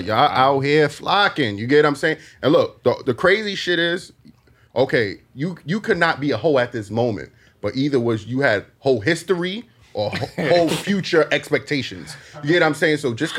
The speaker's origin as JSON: {"language": "English", "town": "New York City", "region": "New York", "country": "United States", "moved": "yes", "lives_now": "New Jersey, United States", "said": "I'm from Brooklyn. I live in Jersey. But I'm from Brooklyn."}